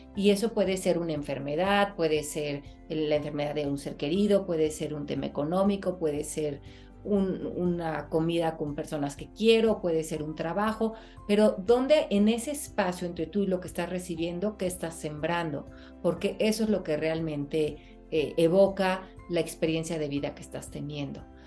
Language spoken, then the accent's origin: Spanish; Mexico; moved away; cuando voy a México a trabajar, que pues es mi país natal